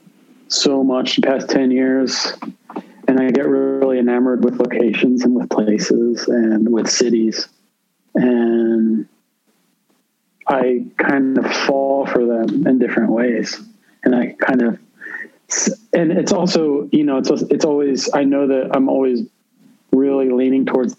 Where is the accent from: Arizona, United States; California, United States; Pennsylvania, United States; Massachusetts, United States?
Pennsylvania, United States; Philadelphia; now in New York, United States; I'm from Philadelphia originally